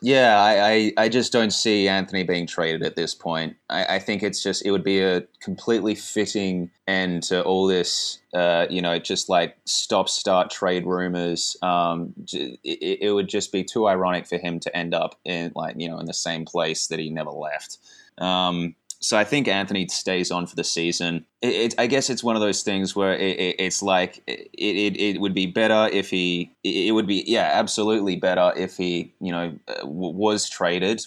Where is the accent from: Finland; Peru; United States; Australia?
Australia; as an Australian guy